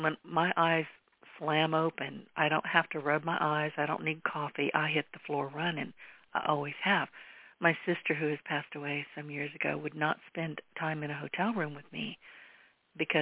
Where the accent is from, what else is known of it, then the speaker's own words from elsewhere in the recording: United States; I have always been a very grateful American and so glad that I was born here